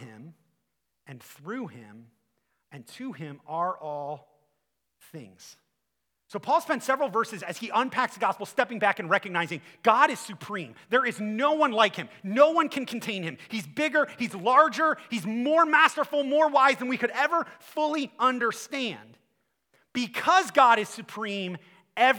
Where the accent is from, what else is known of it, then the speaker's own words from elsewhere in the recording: Akron, Ohio, United States; I'm from Akron